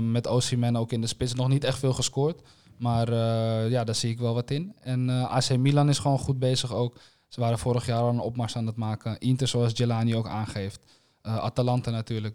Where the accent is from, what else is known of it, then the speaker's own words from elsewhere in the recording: Netherlands; we als Nederlanders